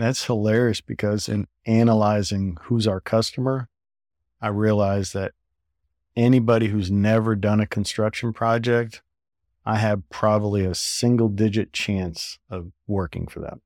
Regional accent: South Florida, United States; growing up in South Florida at the time

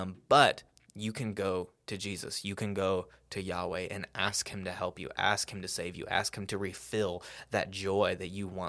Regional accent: Salado, Texas, United States; I grew up in Salado and a relatively wealthy household.

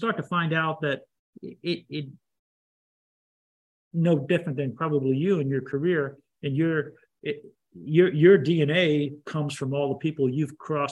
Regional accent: the North, United States; I'm from the North

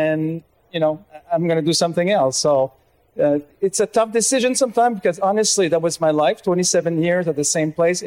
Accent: Laval, Quebec, Canada; growing up in Laval

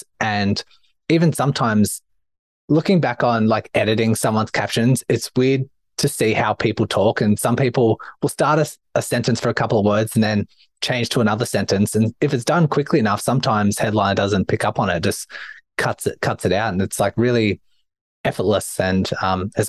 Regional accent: Australia; accent: Australian; my Australian accent

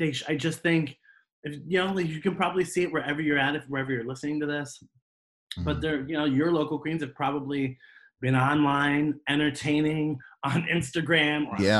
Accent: Columbus, Ohio, United States; I'm in Columbus. I'm working in Columbus

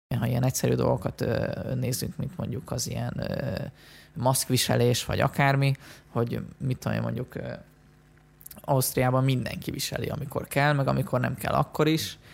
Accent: Western Hungary, Hungary; also born or lived in Budapest; now in Vienna, Austria; mi ketten, ugye Nyugat-Magyarországról jövünk

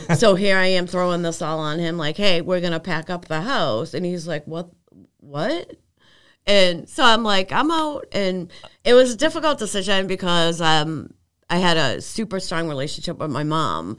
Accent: Arlington, Massachusetts, United States; also born or lived in Michigan; we grew up together on Bottom Street

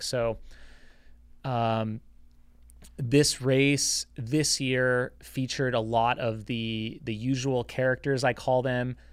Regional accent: United States; being American

